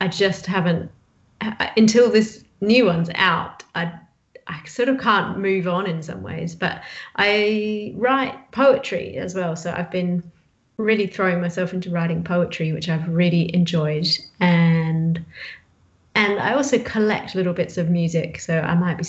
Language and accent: English; Bridgetown, Western Australia, Australia; my hometown, Bridgetown